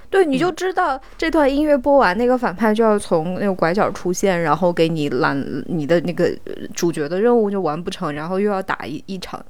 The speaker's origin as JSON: {"language": "Chinese", "region": "Xinjiang", "country": "China", "said": "我们新疆人是，就是我们的牛，牛奶的那个品质不是很高嘛"}